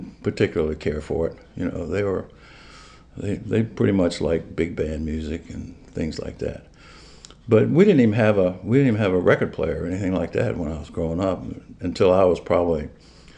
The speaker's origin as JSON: {"language": "English", "town": "Richmond", "region": "Virginia", "country": "United States", "tie": "born or raised there", "said": "I grew up in Richmond, Virginia"}